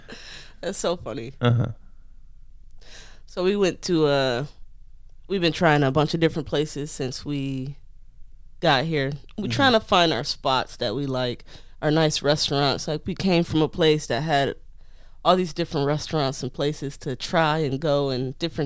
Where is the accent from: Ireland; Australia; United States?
United States; Detroit, Michigan; If you ask me, where are you from? I'm going to say, I'm from Detroit. I was born and raised in Detroit.